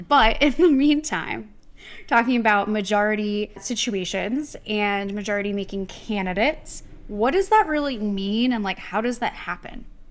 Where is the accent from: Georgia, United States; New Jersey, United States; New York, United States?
New Jersey, United States; I'm from New Jersey